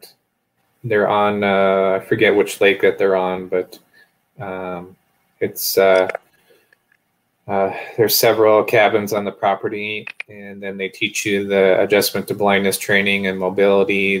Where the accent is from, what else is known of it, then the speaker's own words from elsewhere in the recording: Minnesota, United States; moved away as an adult; also born or lived in Mankato, Minnesota; now in Bozeman, United States; I grew up in Minnesota